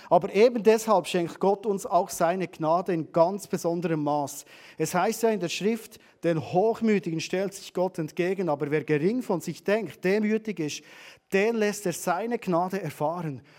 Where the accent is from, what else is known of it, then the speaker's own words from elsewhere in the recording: Switzerland; Wenn ich weiss, dass ich Autorität habe und Vollmacht habe, als Schweizerin, als Schweizer in diesem Land